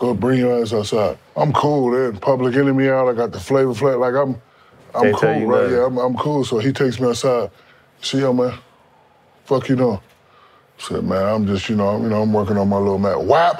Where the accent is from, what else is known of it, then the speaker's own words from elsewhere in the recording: Newark, New Jersey, United States; Born and raised in Newark, New Jersey. High-level juvenile delinquent. Got out of there just in time.